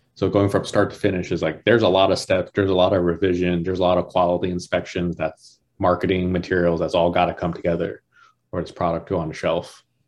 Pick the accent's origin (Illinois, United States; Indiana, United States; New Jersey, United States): New Jersey, United States; moved away; also born or lived in Georgia; I grew up in New Jersey